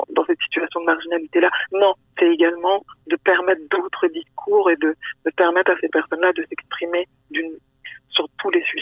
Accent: France; moved away as an adult; also born or lived in Senegal (parents); now in Quebec, Canada; moi-même étant immigrante ici. J'ai grandi en France, que mes parents sont originaires du Sénégal

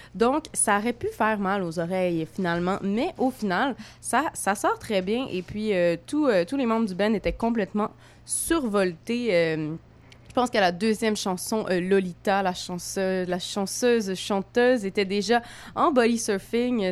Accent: Montreal, Quebec, Canada; accent: franco-montréalais; je, suis une petite fille euh, de, l'Est euh, de la ville, euh, comme mon accent bien franco franco-montréalaise le dit

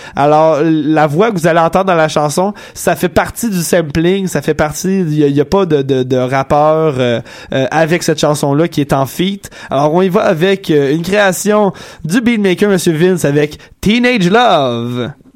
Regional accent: Quebec, Canada; moved away; on vient tous de Grimby

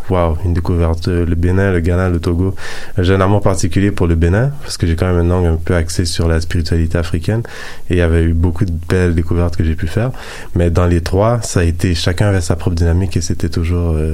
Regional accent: Haiti; Étant d'origine haïtienne des fois, on a un peu cette petite arrogance-là de, se dire on vient du Nouveau Monde

